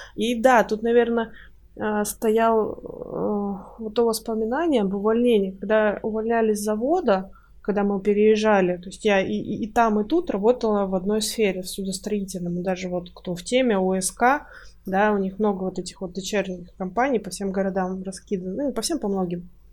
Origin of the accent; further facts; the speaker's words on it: Russian Far East, Russia; moved away as an adult; now in Kaliningrad, Russia; я жила раньше на Дальнем Востоке, а сейчас мы переехали в Калининград уже, ну, года три, наверное, прошло, или даже четыре